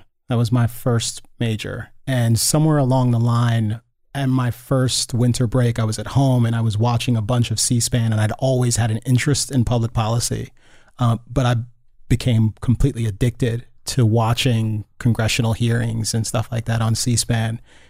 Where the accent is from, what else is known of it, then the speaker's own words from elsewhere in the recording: Gaithersburg, Maryland, United States; also born or lived in Loudoun County, Virginia; First in, I guess that was Loudoun County, Virginia. And then we moved from Virginia to Maryland and I went to school in Gaithersburg, Maryland